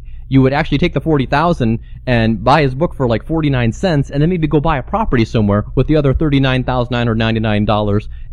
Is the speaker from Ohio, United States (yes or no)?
yes; Cincinnati, Ohio, United States; I'm from Cincinnati, too